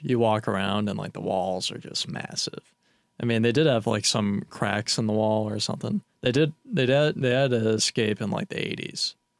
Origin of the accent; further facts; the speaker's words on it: Auburn, New York, United States; I'm from Auburn, New York.